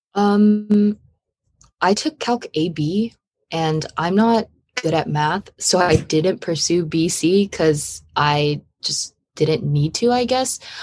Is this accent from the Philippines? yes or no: no; Los Angeles, California, United States; I'm from Los Angeles, California